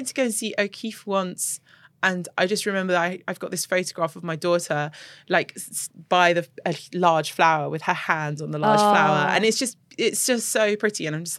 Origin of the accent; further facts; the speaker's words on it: Jordan; also born or lived in United Kingdom; I'm from Jordan